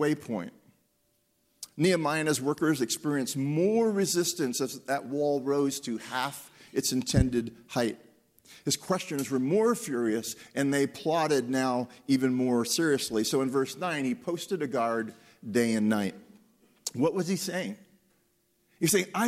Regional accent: Pennsylvania, United States; I was born and raised in Pennsylvania

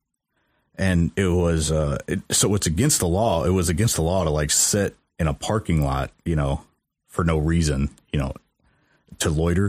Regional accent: Mexico, Missouri, United States; I don't think I've ever really been exposed to, I guess, the dark side of my hometown.

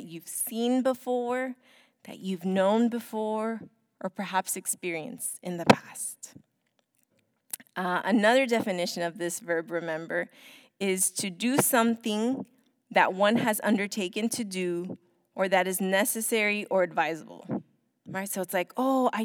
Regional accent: United States; we are American

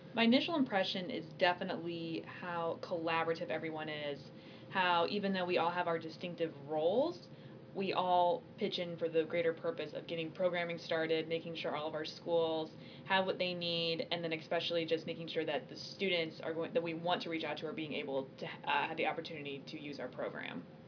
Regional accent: Illinois, United States; I am from Illinois

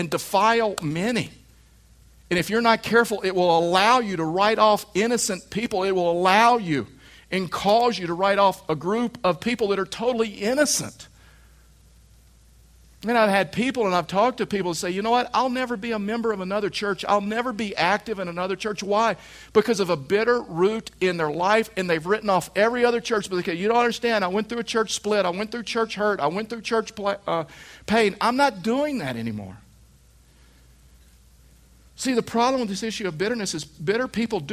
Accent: Texas, United States; I was raised in Texas

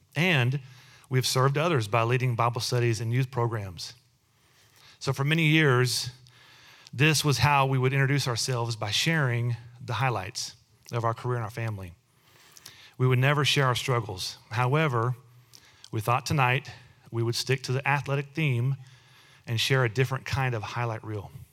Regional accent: Texas, United States; both Amy and I were born and raised in Texas.

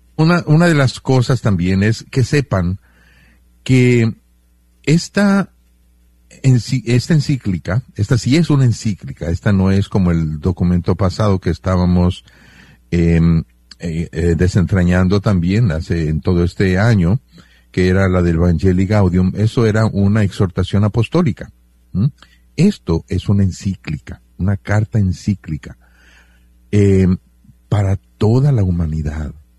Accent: Mexico; Yo me siento bien mexicano

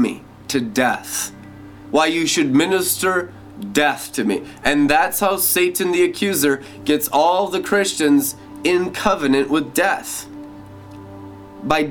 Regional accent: Seattle, Washington, United States; I grew up in Seattle, Washington, during the grunge scene

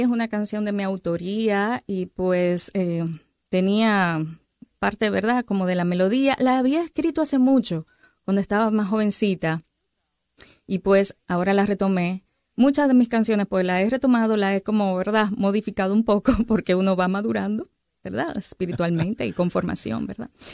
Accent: Dominican Republic; now in Arizona, United States; soy dominicana, ¿verdad? Y tengo muchas playas allá en República Dominicana, aunque estoy ahora viviendo en Arizona

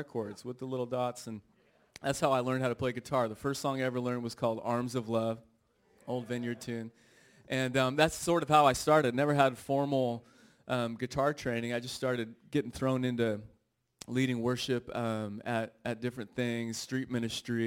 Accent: Redding, California, United States; I grew up in Redding, California, small town

